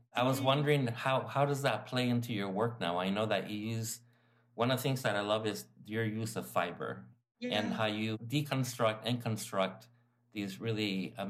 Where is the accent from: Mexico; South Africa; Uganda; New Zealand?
Mexico; Tijuana, Baja California; now in United States; I grew up in Zona Norte next to the red light district.